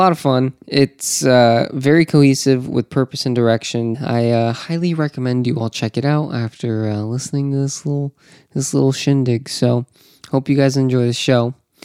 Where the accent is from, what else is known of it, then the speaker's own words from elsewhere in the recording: Orlando, Florida, United States; Down here in Orlando. Welcome. It's my hometown.